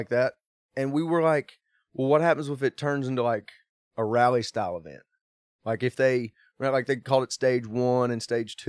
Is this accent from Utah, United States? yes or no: no; Bristol, Virginia, United States; I grew up in the Appalachian Mountains of Bristol, Virginia. Like, I grew up longboarding down 421 Mountain.